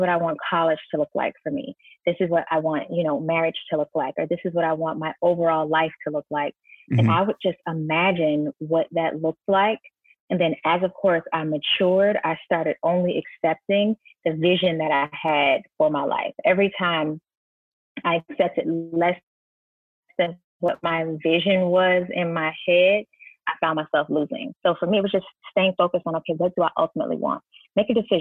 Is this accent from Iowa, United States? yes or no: no; Sarasota, Florida, United States; I grew up in Sarasota, Florida